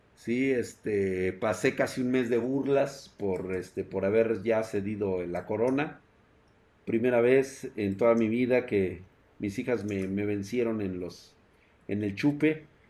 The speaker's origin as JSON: {"language": "Spanish", "region": "Mexico City", "country": "Mexico", "said": "yo soy de la Ciudad de México"}